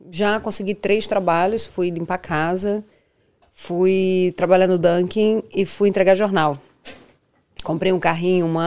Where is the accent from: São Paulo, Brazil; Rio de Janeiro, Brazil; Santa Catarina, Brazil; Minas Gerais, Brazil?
Rio de Janeiro, Brazil; moved away as an adult; Nada disso, não, não, não. Vim, como a maioria dos brasileiros vem, sem nada a perder.